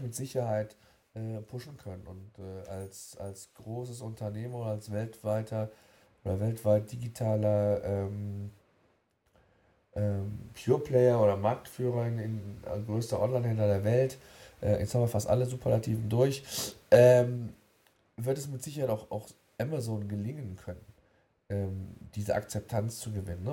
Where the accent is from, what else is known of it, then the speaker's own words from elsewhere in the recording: Germany; Bei uns in Deutschland